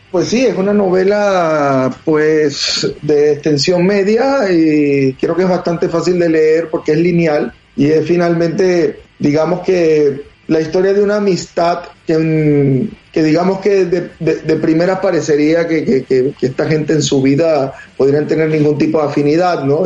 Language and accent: Spanish; Venezuela; also born or lived in Madrid, Spain; now in Houston, United States; soy de Venezuela, pero viví oh. mucho tiempo en Madrid y y luego me vine acá